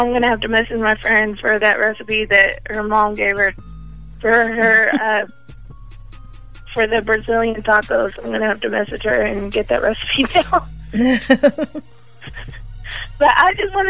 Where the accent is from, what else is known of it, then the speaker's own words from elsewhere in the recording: DeSoto, Texas, United States; Dallas, DeSoto to be exact.